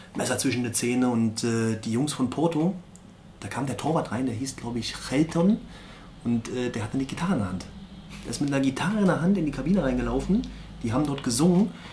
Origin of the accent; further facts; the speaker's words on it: Berlin, Germany; moved away as an adult; also born or lived in Hamburg; now in Erzgebirge, Germany; Ich bin mhm. Äh, gebürtiger Berliner